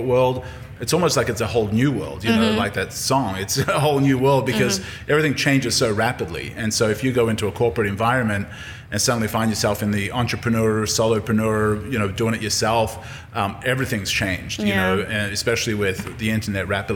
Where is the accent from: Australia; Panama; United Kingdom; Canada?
Australia; moved away as an adult; also born or lived in Yugoslavia / California / St. Louis / Colorado; now in Jackson, United States; I was raised in Australia